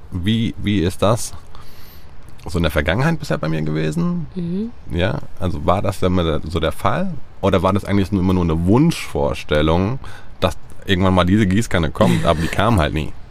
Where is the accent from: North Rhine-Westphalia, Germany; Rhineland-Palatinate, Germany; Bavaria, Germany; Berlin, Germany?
Rhineland-Palatinate, Germany; Mainz; dann war, waren wir mal in Café in meiner Heimatstadt Mainz